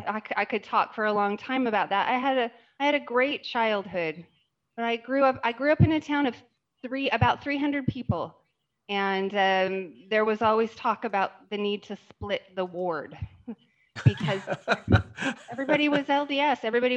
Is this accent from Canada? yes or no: yes; Southern Alberta, Canada; I was born and raised in Southern Alberta, Canada, which I tell people it's more Utah than Utah.